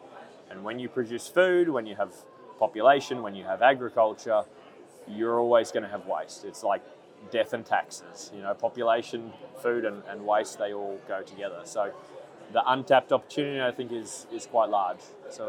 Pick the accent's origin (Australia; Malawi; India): Australia; now in New Zealand; I'm actually a Kiwi by birth, so I want to say I've been here my whole life, but I haven't.